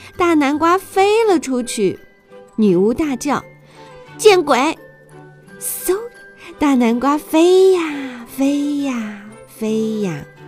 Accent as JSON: {"language": "Chinese", "country": "China", "said": "西方的圣诞节其实和我们中国人的中元节一样"}